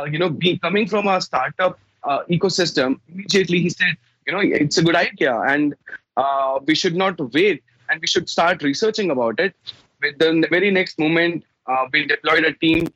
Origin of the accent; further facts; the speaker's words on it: India; I'm from India